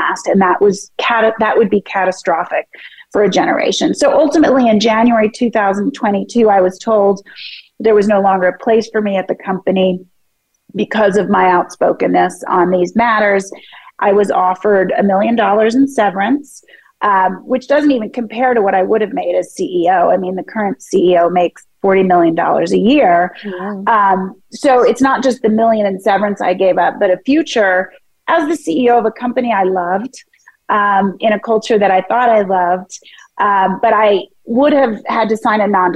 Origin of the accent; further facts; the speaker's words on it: Philadelphia, Pennsylvania, United States; moved away; also born or lived in San Francisco; I was born in Philadelphia